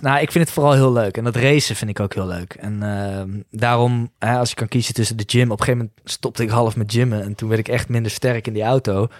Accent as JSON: {"language": "Dutch", "town": "Nijmegen", "region": "Gelderland", "country": "Netherlands", "said": "ik kom uit Nijmegen"}